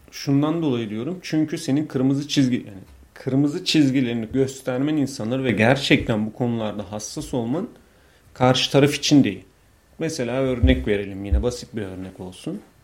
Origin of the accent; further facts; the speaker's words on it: Bolu, Bolu Province, Turkey; also born or lived in Istanbul; İşte Bolluyum